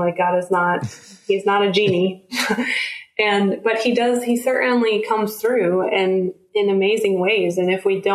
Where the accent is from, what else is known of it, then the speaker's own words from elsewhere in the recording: United States; as Americans, we are American church ambassadors.